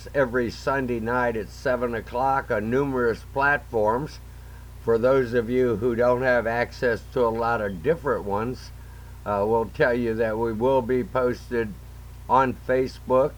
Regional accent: McCutchenville, Ohio, United States; also born or lived in Fostoria, Ohio; I was reared on a dairy farm right outside of Tiffin, Ohio, in a little place called McCutcheonville, small town

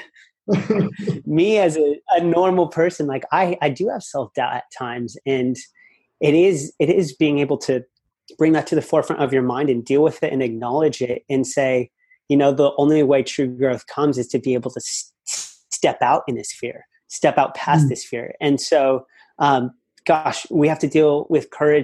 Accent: United States; moved away as an adult; now in Australia; I have a great family back at home in the States. And I could have easily gone into a bit of the family business and done well there and been comfortable living in my hometown

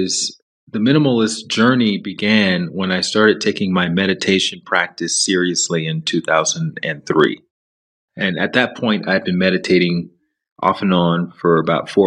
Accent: Alabama, United States; moved away as an adult; also born or lived in Chicago / New York City / Los Angeles; I grew up in the South in the U.S., in Alabama.

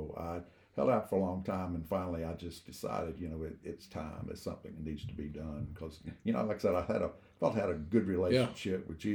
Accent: Rock Hill, South Carolina, United States; born and raised in Rock Hill

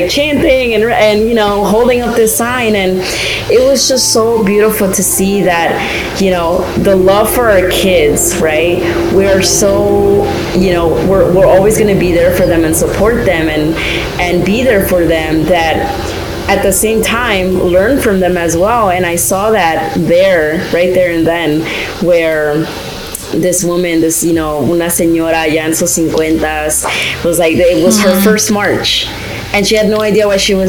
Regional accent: New York, United States; I'm from New York

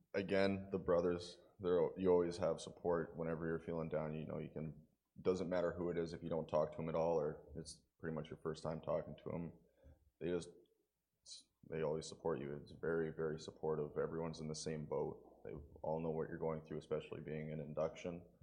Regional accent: Provost, Alberta, Canada; moved away; I am, uh, twenty-one years old and I'm from Provost, Alberta

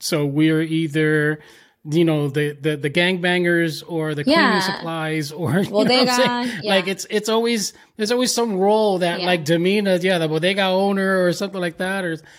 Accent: Paterson, New Jersey, United States; Like I grew up in Patterson

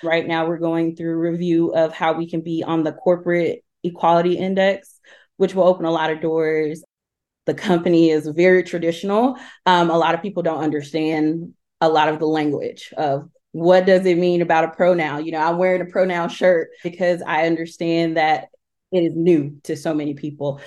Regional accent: Talladega, Alabama, United States; now in Knoxville, United States; I'm originally from Talladega, Alabama, but I currently live in Knoxville, Tennessee

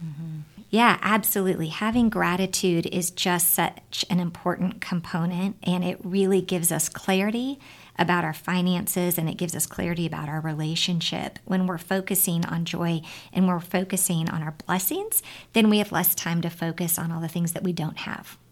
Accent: California, United States; when I was growing up in California

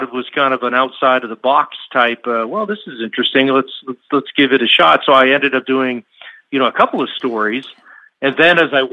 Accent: Seattle, Washington, United States; moved away as an adult; also born or lived in Minnesota / New Mexico / Mississippi / Oklahoma; now in Arizona, United States; I grew up in the Pacific Northwest up in Seattle

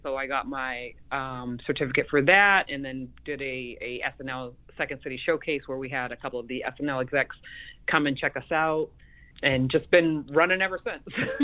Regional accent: Mashpee, Massachusetts, United States; my upbringing like in Mashpee on the res with the with the natives

